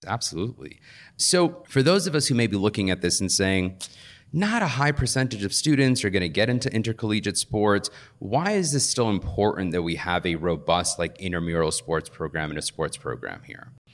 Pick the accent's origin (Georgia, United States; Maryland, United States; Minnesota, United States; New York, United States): Georgia, United States; Riverdale; moved away; also born or lived in Fayetteville, Georgia; I grew up in Riverdale, Georgia.